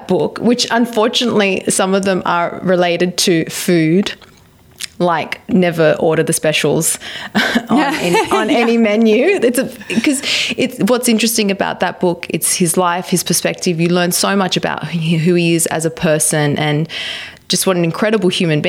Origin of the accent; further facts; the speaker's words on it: Australia; moved away as an adult; also born or lived in Dubai; I was from Australia and that my passport was Australian